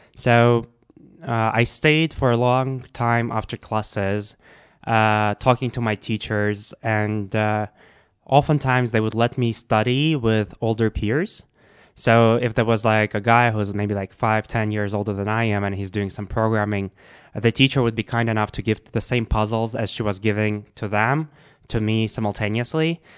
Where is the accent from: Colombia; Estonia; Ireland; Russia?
Russia; I grew up in Russia